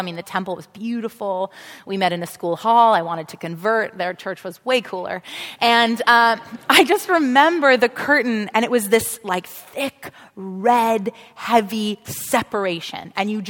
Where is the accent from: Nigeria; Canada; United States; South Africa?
South Africa; I went to Jewish school growing up. I grew up in South Africa, and it was still apartheid in those days